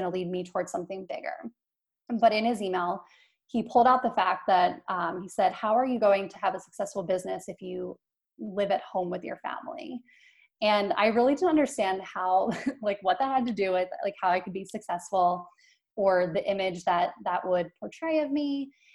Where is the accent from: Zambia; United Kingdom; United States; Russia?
United States; Philadelphia, Pennsylvania; I'm from Philadelphia